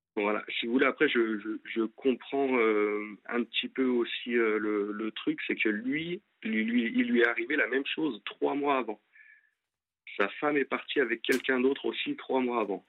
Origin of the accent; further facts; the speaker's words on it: Lyon, Auvergne-Rhône-Alpes, France; moved away as an adult; now in Angers, France; à la base moi je suis de Lyon et je suis monté pour euh, pour mon ex sur Angers